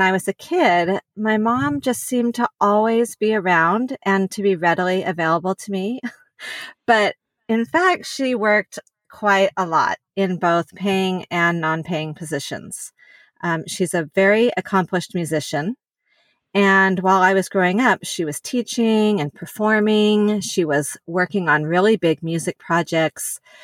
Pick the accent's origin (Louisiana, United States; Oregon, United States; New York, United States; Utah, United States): Utah, United States; Salt Lake City; also born or lived in California; I was born in California, but was mostly, uh, raised in Salt Lake City. We moved there when I was pretty young